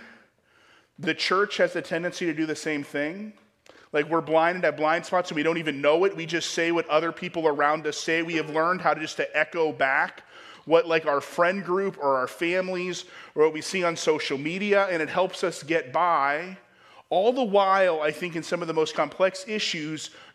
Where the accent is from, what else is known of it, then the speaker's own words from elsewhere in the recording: Ohio, United States; moved away; I grew up in Ohio